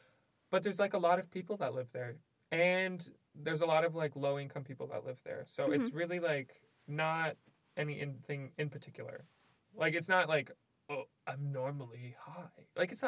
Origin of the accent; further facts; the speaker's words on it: Windsor, Ontario, Canada; moved away as an adult; now in Oakville, Canada; I'm from a little hamlet. It's not a hamlet. It's a city. I just want to say it. I'm from Windsor, Ontario. Look it up. It's the coolest place.